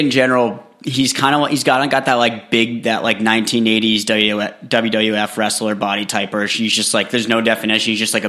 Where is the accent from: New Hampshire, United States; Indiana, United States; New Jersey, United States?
New Hampshire, United States; I'm from New Hampshire